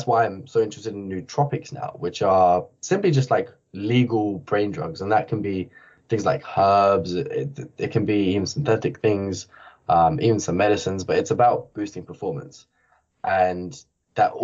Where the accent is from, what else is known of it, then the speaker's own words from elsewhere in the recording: Barking and Dagenham, London, United Kingdom; I grew up in Barking and Dagenham, which is the worst area in the whole UK